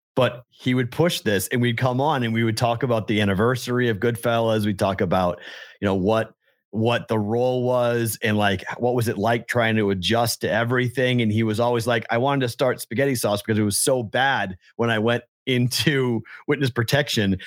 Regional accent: New England, United States; I'm from New England

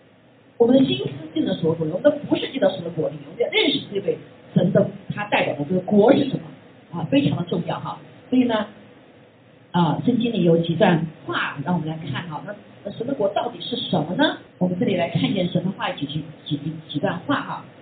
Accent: China; 包括我们中国人哈，中国人

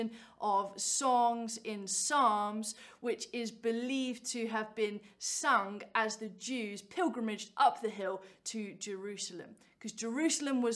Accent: Cambridge, East of England, United Kingdom; I am from Cambridge

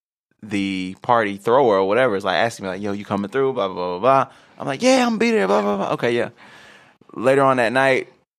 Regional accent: United States; But at the end of the day, bro, I'm American. I do what the fuck I want to do.

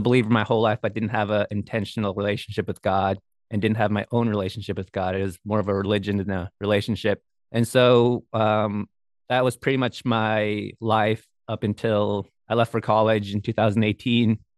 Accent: Bethel, Alaska, United States; I'm from Bethel, which is a we call it a small town in Alaska

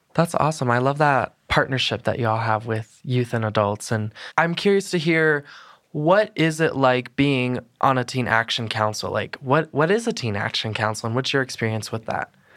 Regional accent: Colorado, United States; I tell people I'm from Colorado

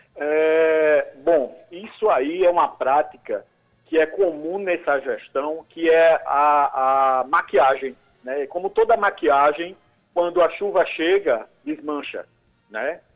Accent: Cabedelo, Paraíba, Brazil

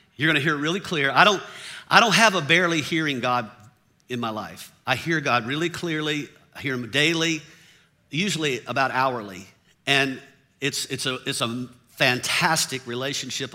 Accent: the South, United States; I grew up in the South

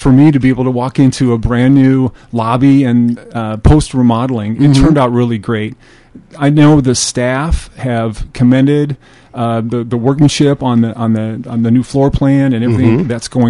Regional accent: northern Iowa, United States; moved away as an adult; also born or lived in Rochester, Minnesota; now in Northfield, United States; Well, my wife and I both grew up in northern Iowa. Okay. And after college, we landed in Rochester, Minnesota.

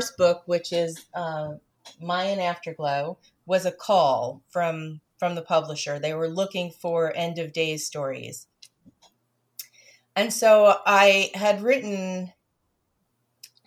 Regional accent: South Brunswick, New Jersey, United States; moved away; I'm from South Brunswick.

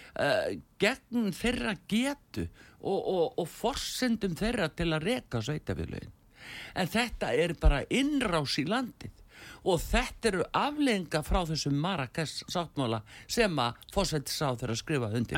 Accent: Iceland

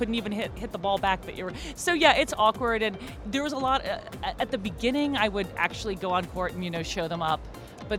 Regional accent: United States; also born or lived in Los Angeles; we're American.

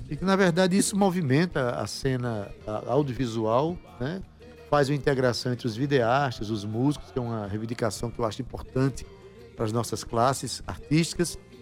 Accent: João Pessoa, Paraíba, Brazil; Eu que sou do bairro de Jaguaribe

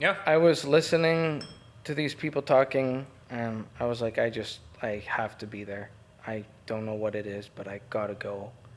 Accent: Canada; Hi, I'm …. I'm from Canada. I just found you on a documentary. I think you're really cool, and I'd like to meet you if I ever go to Spain.

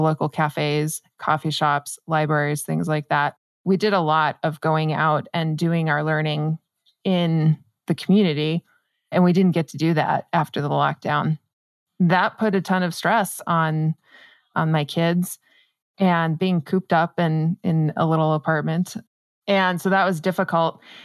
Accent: New Mexico, United States; I'm born and raised in New Mexico

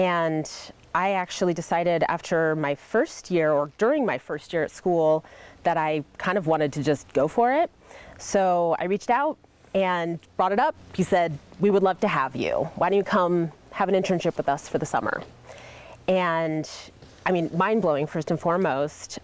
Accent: Salinas, California, United States; moved away as an adult; also born or lived in Australia / London / Sydney; now in Oregon, United States; I grew up in Salinas, California

